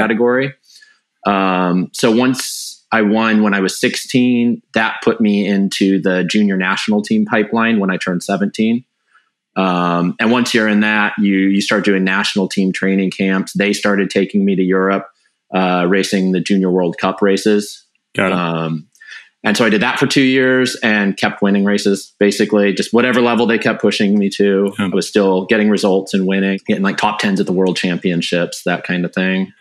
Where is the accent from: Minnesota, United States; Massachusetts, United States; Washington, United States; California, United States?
Washington, United States; Wenatchee; I grew up in Wenatchee